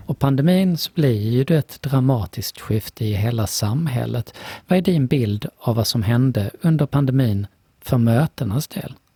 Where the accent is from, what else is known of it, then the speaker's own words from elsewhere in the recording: Lund, Skåne, Sweden; jag är från Lund.